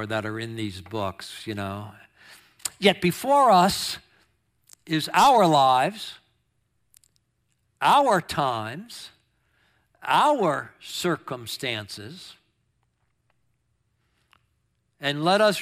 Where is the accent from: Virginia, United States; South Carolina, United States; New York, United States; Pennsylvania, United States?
New York, United States; Long Island; moved away; growing up on Long Island, New York